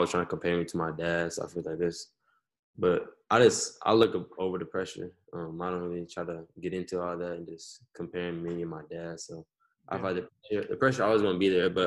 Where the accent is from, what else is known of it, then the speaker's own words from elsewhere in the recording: Chicago, Illinois, United States; moved away; also born or lived in Los Angeles; I'm really from, like, Chicago.